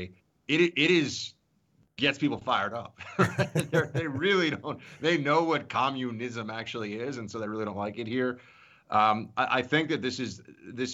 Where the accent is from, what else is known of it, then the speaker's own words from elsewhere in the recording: New York, United States; moved away as an adult; now in Florida, United States; New York, my home state